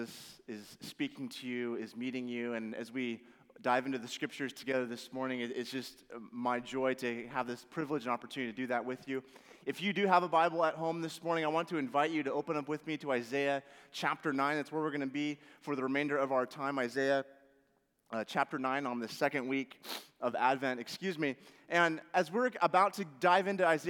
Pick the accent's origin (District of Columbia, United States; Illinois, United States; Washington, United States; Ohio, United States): Washington, United States; moved away; Growing up in Washington